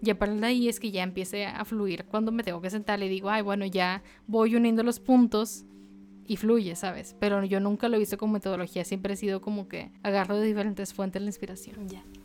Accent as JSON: {"language": "Spanish", "town": "Monterrey", "region": "Nuevo León", "country": "Mexico", "said": "de donde yo soy, no muy orgullosa Monterrey en estos momentos, pero en Monterrey, le digo, la vida es muy rápida"}